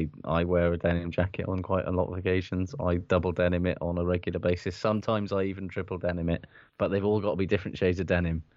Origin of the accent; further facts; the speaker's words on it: Wales, United Kingdom; because I'm from Wales.